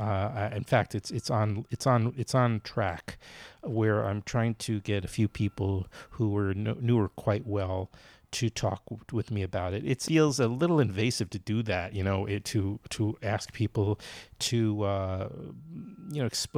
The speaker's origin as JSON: {"language": "English", "town": "New York City", "region": "New York", "country": "United States", "tie": "born or raised there", "moved": "yes", "said": "I've been temporarily in Queens, back in Queens in my hometown, where my dad was living until he died recently"}